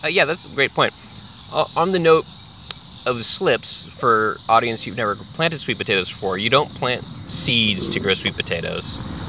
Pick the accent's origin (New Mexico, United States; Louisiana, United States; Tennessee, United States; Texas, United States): Texas, United States; also born or lived in California; now in Virginia, United States; I was born in Texas, but I lived a big chunk of my life in Texas, a big chunk of my life in California before I became an adult